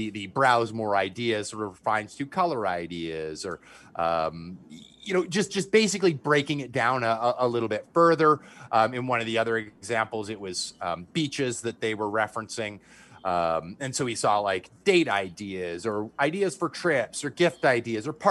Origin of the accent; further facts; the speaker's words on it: Canada; I'm from Canada.